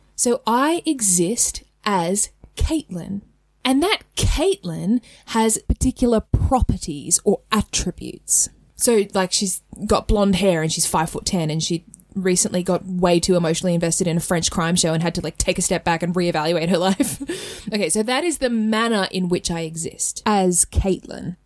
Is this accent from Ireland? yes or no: no; Australia; accent: Australian; In my Australian accent